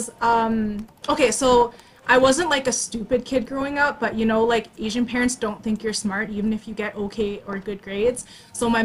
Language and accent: English; Canada; I was born in Canada